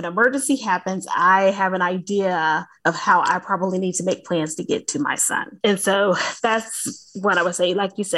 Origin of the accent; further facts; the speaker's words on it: the South, United States; accent: Southern; So I'm from the South, for the listeners, if they aren't able to hear the accent, but I'm from the South, y'all.